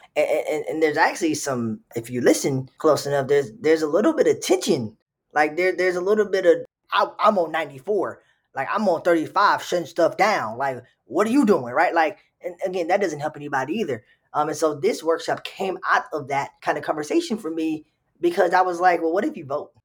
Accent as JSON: {"language": "English", "region": "Texas", "country": "United States", "moved": "as an adult", "lives_now": "Minnesota, United States", "said": "I'm from Texas."}